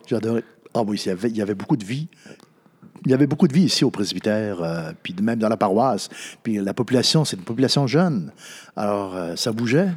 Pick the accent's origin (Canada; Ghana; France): Canada; Natashquan, Quebec; moved away; also born or lived in Ottawa; je venais de Natashquan